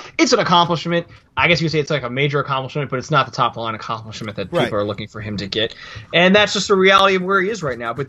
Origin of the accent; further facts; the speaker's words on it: United States; as an American